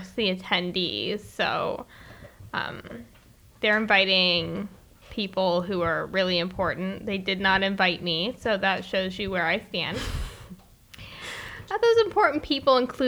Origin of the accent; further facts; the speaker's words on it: United States; I'm American